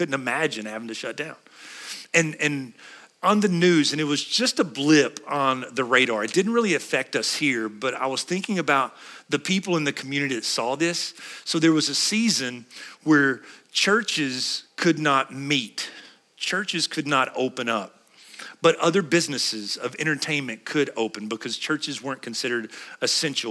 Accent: United States; I'm proud to be an American

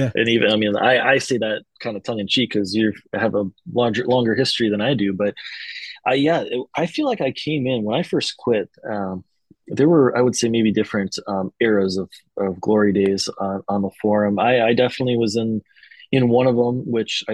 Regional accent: Minnesota, United States; if we're from Minnesota

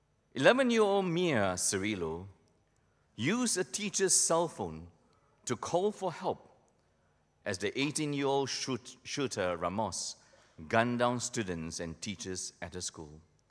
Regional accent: Malaysia; black and white television that I grew up with in Malaysia, my family was too poor to have a television set.

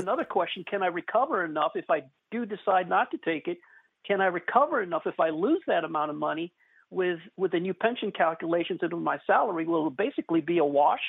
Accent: Missouri, United States; now in Texas, United States; I'm originally from the Show Me state

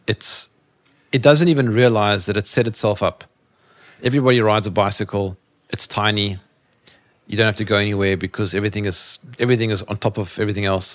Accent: South Africa; I'm from Africa

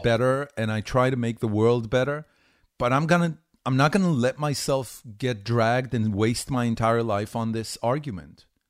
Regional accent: Haifa, Haifa District, Israel; moved away as an adult; also born or lived in Tel Aviv, Israel / California, United States; now in Austin, United States; I grew up in Haifa. That was my uh, entire childhood

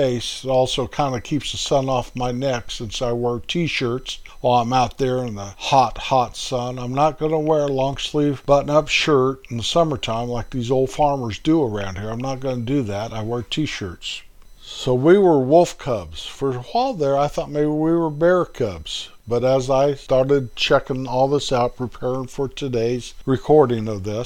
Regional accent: Colorado, United States; on the left has my hometown's name and state, Colorado

